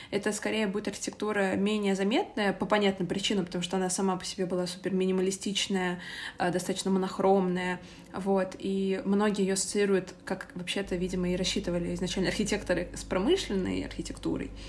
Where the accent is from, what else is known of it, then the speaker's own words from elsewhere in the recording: Moscow, Russia; Я из Москвы, из Москвы. И я росла вообще, даже мне кажется, в такой не до Москве, потому что я росла в Митино.